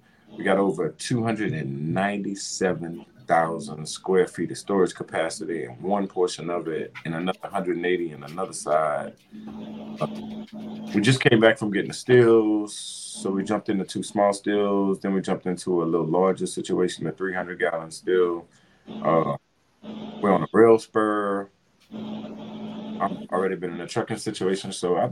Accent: Louisiana, United States; moved away; I'm from Louisiana.

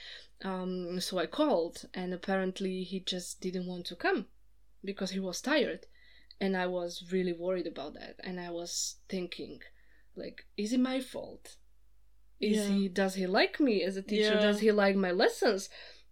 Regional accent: Slovakia; English is a second language; now in United Kingdom; I'm from Slovakia

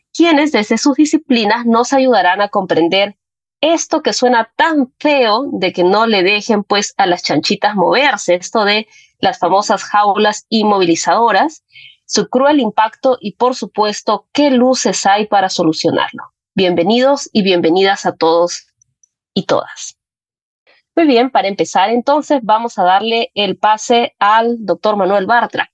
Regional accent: Puno, Peru; soy de Puno

